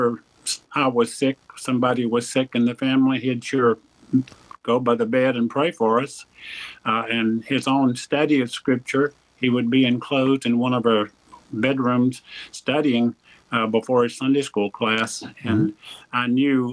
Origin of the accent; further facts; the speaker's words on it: Rutherford County, North Carolina, United States; I was born in Rutherford County and raised there in North Carolina